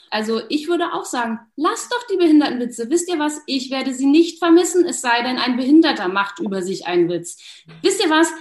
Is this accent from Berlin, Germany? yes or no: yes; Berlin, Germany; ich komme aus Berlin